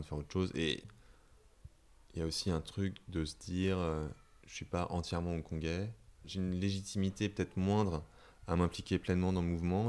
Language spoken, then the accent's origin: French; Hong Kong; moved away as an adult; now in Paris, France; j'ai habité 18 ans, toute mon enfance euh, à Hong Kong, je parle la langue